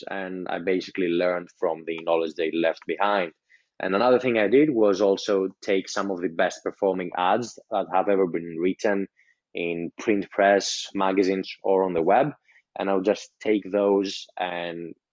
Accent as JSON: {"language": "English", "country": "Greece", "second_language": "English", "said": "I'm from Greece, so I wasn't taught English as my native language"}